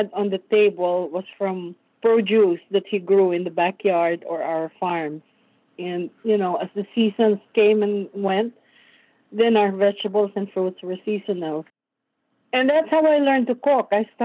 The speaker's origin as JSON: {"language": "English", "area": "Tarlac", "region": "Central Luzon", "country": "Philippines", "tie": "born or raised there", "also_born_or_lived": "Manila, Philippines", "moved": "as an adult", "lives_now": "New Jersey, United States", "said": "I grew up in a very rural agricultural province. Tarlac was my home province. I was raised in Tarlac up to high school."}